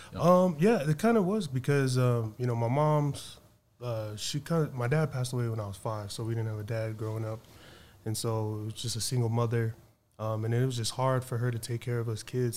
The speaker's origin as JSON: {"language": "English", "town": "Suva", "region": "Central Division", "country": "Fiji", "tie": "born or raised there", "moved": "yes", "lives_now": "United States", "said": "I was born in Suva"}